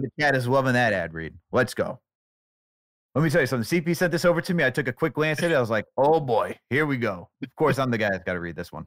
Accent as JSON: {"language": "English", "area": "Westchester", "region": "New York", "country": "United States", "said": "I'm from Westchester"}